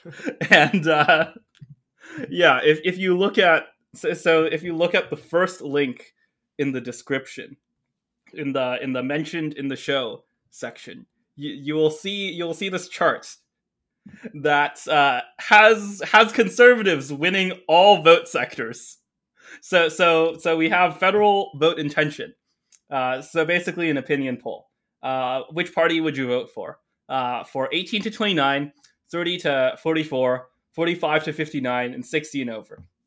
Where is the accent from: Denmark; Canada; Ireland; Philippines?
Canada; a Canadian teenager back then